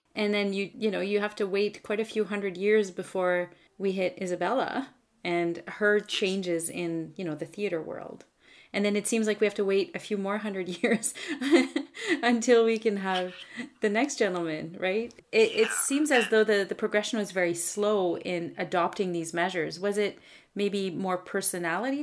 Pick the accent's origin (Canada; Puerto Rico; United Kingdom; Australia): Canada; I'm a Francophone from Canada